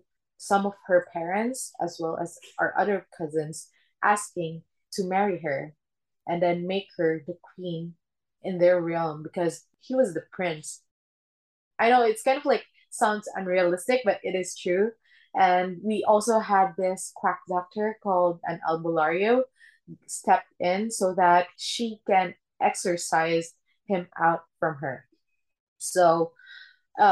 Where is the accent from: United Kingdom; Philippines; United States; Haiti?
Philippines; born or raised there; English is a second language; moved away